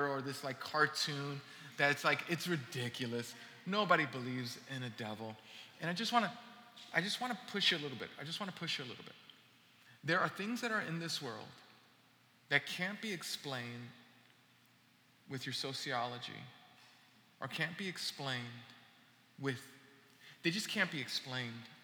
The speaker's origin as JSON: {"language": "English", "town": "New York City", "region": "New York", "country": "United States", "tie": "born or raised there", "said": "I'm from Brooklyn and I grew up in New York"}